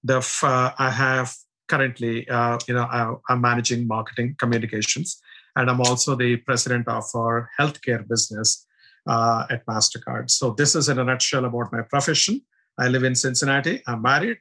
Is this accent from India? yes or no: yes; India; moved away; I'm originally from India, as you can make out from my accent and looks